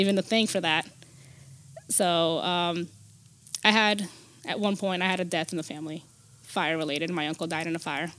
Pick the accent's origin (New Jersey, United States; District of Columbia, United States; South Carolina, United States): New Jersey, United States; Newark; also born or lived in Brazil; I, I grew up in Newark, Newark, New Jersey, in the, the um, Brick City.